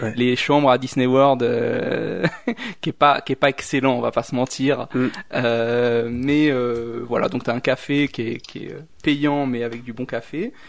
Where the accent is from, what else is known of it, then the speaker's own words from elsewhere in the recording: Réunion; now in Switzerland; moi je viens de la Réunion